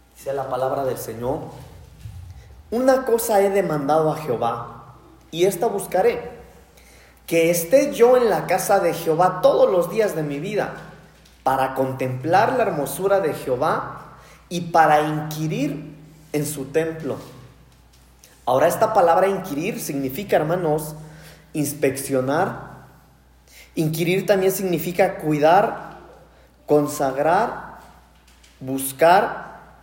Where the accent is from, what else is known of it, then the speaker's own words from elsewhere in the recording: Mexico; somos mexicanos